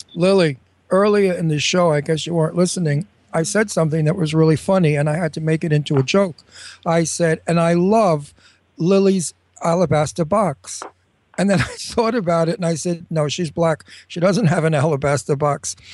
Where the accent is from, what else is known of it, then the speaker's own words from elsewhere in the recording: New York City, New York, United States; also born or lived in Brooklyn; I came from a Brooklyn, and then I was raised in Astoria, See, Queens